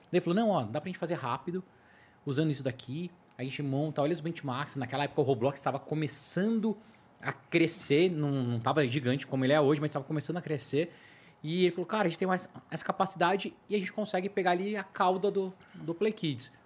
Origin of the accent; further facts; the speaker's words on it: Brazil; a gente é brasileiro